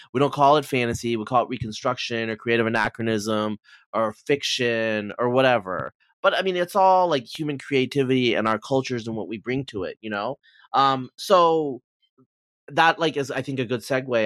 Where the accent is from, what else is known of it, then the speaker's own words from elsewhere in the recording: Pacific Northwest, United States; I'm from the Pacific Northwest